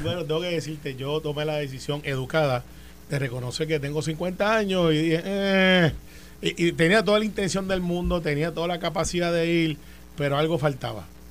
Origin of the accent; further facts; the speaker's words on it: Puerto Rico; yo soy de Santa Rosa 2, al lado de las partes de la vuelta